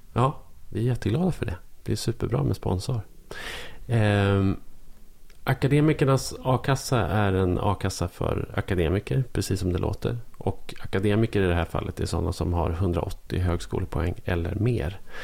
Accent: Norrland, Sweden; som norrlänning.

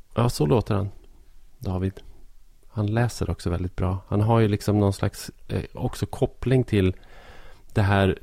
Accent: Arbrå, Gävleborg County, Sweden; moved away; also born or lived in Stockholm; min hemort Arbro

